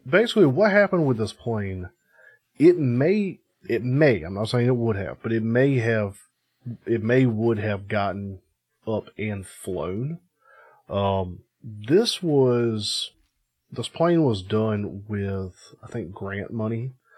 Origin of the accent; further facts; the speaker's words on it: United States; I'm American